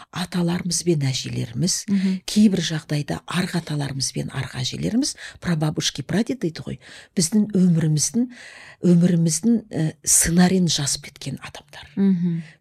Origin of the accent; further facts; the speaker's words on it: Altai, East Kazakhstan Region, Kazakhstan; also born or lived in Semey; менің әкем мен анам студент болып оқуға кеткенде мені алтайымда нағашы атам мен әжеме қалдырып кеткен